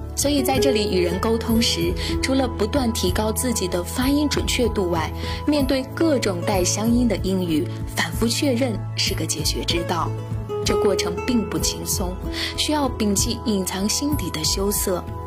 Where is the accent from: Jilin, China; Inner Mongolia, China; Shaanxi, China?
Shaanxi, China; accent: Shaanxi dialect; moved away as an adult; also born or lived in Hong Kong / Beijing; 家乡的陕西话